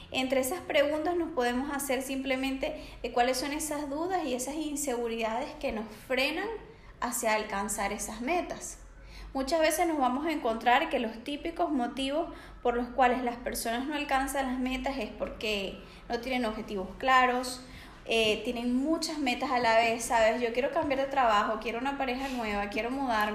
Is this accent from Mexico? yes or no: no; Venezuela; moved away as an adult; now in Barcelona, Spain; soy venezolana, tengo 27 años y hace dos años resido acá en Barcelona